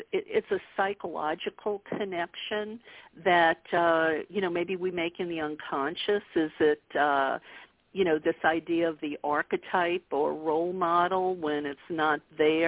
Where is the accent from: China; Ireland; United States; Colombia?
United States; the Bible Belt; moved away as an adult; I grew up a Catholic in the Bible Belt